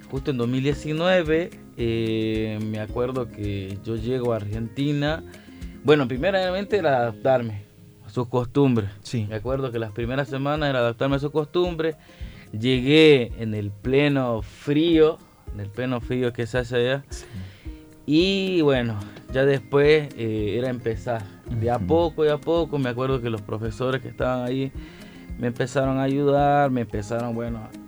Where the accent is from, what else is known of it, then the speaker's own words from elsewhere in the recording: San Salvador, El Salvador; decían, venir de El Salvador, de San Salvador, porque soy del centro de San Salvador